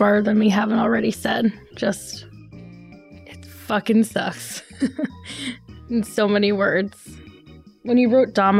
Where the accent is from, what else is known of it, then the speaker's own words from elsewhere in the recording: New York, United States; I know we're from New York